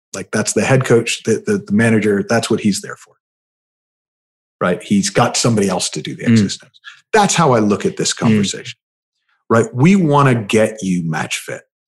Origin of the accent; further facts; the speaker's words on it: United States; also born or lived in United Kingdom; I'm the American